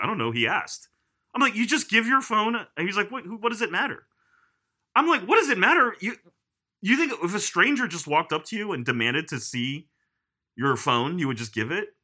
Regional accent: United States; as an American

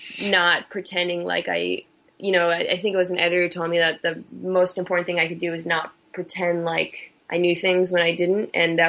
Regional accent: Nebraska, United States; born there; my father was in the military, so I lived at a lot of places. I was born in Nebraska and Offutt Air Force Base

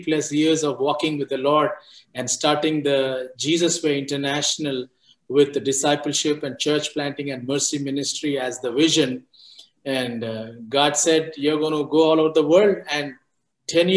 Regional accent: India; moved away as an adult; also born or lived in Florida; I was born and brought up in India, and in the same place that I am here, 20 miles away from where I am

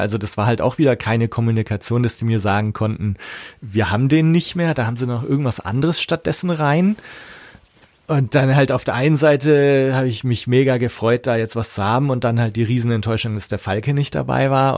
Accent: Erlangen, Bavaria, Germany; bei uns in Erlangen auch, aber da, das war für mich so eine abgeschlossene Welt. Also unsere Schule war da gleich in der Nähe

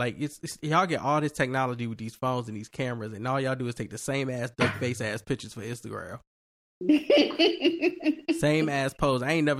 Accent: New York, United States; I'm from New York, vaccinated.

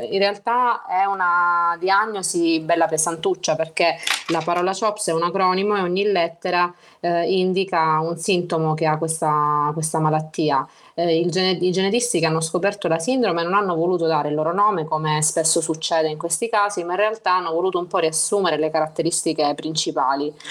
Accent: Reggio Calabria, Calabria, Italy; ho 35 anni appena compiuti, giusto ieri, eh, sono originaria di una città mh, della Calabria, Reggio Calabria

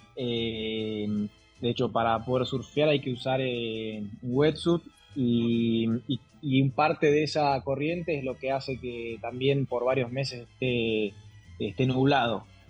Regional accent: Argentina; moved away as an adult; now in Lima, Peru; soy de Argentina. Hace seis años que estoy acá en Perú.

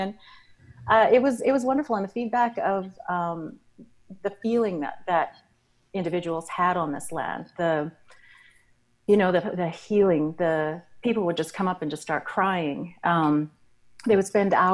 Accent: Alberta, Canada; moved away as an adult; also born or lived in Australia; now in Kamloops, Canada; I was born in Australia and moved around the world and grew up in Alberta.

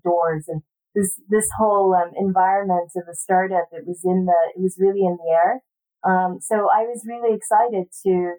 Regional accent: Palo Alto, California, United States; also born or lived in San Diego; growing up in the Silicon Valley was really great because it also allowed me to go to one of the best public schools in the country, in Palo Alto

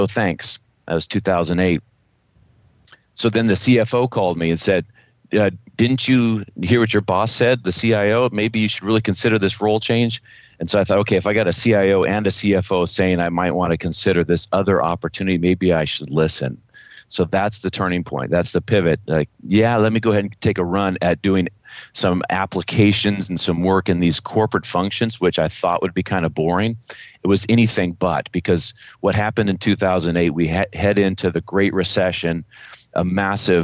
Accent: Los Alamos, New Mexico, United States; I grew up in Los Alamos, New Mexico

